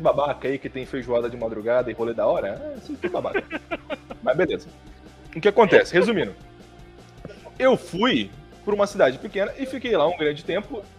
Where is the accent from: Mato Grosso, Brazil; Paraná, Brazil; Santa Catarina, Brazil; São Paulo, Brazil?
Paraná, Brazil; São José das Palmeiras; also born or lived in Toledo, Paraná; eu era de São José das Palmeiras